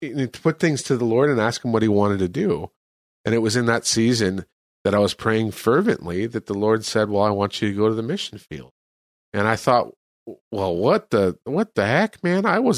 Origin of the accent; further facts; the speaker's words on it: California, United States; moved away as an adult; now in El Salvador; I'm from California.